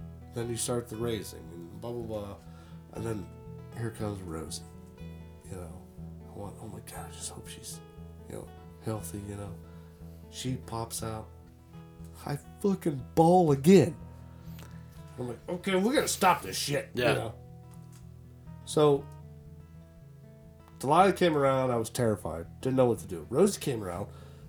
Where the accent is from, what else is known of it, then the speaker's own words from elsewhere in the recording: Florida, United States; We're from Florida.